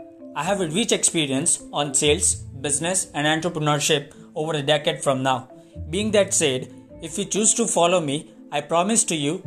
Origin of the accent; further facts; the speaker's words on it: Ahmedabad, Gujarat, India; I'm from Ahmedabad, Gujarat.